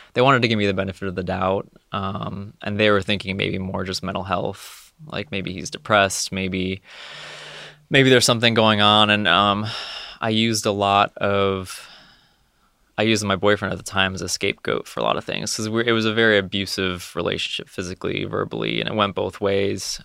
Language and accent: English; Connecticut, United States; moved away as an adult; now in Ohio, United States; I'm originally from Connecticut